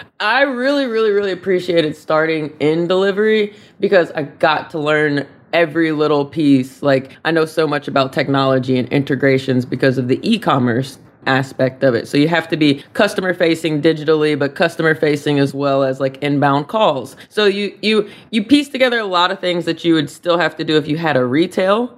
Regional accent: Nashville, Tennessee, United States; moved away as an adult; now in California, United States; I'm from Nashville originally

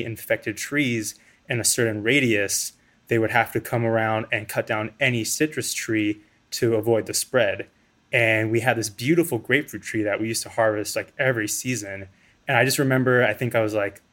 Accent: South Florida, United States; I grew up in South Florida.

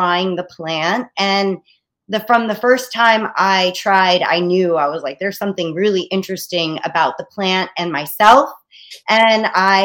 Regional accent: Long Island, New York, United States; also born or lived in Staten Island, New York / Boca Raton, Florida; I am a New Yorker through and through. I was born in Long Island, and I've been on Staten Island for about the past 20 years.

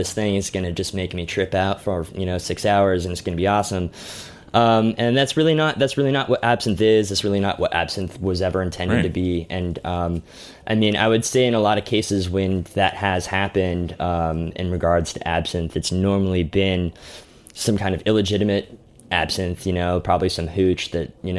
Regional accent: Tucson, Arizona, United States; growing up in Tucson

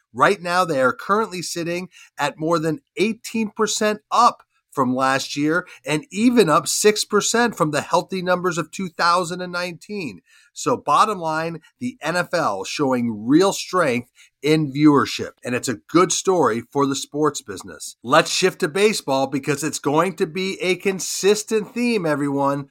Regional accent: Charlotte, North Carolina, United States; my hometown of Charlotte

